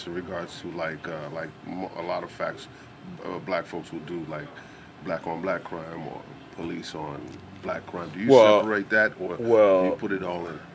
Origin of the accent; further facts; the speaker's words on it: Boston, Massachusetts, United States; I grew up in Dorchester, Mattapan